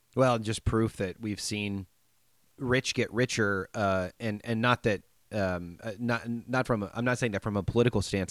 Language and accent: English; United States; I'm an American